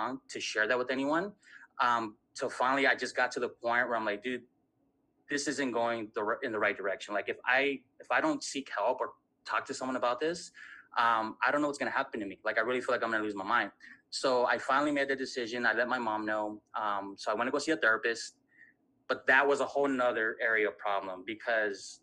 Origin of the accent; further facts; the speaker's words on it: Southern California, United States; I'm from Southern California